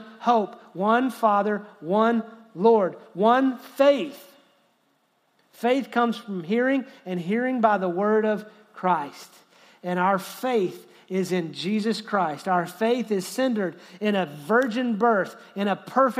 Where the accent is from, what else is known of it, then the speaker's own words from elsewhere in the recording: Texas, United States; I love being an American. I love being a Texan.